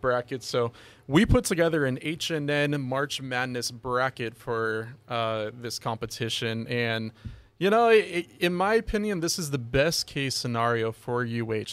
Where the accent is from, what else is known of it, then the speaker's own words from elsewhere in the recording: Los Angeles, California, United States; moved away as an adult; also born or lived in Oregon; now in Hawaii, United States; I'm originally from Los Angeles, uh, and I, you know, played high school football, of course, over there